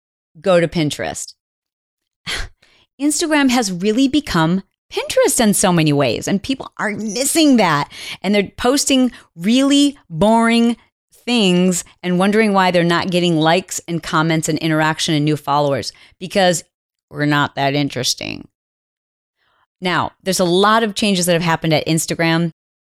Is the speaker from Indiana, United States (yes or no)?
yes; Indiana, United States; I want her to say my name and say that I'm from Indiana.